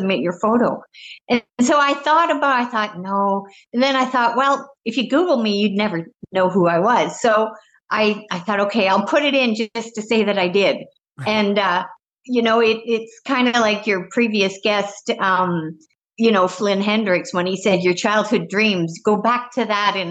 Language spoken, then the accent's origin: English; British Columbia, Canada; moved away as an adult; now in Las Vegas, United States; I grew up in British Columbia, about 40 miles north of the Eureka, Montana border.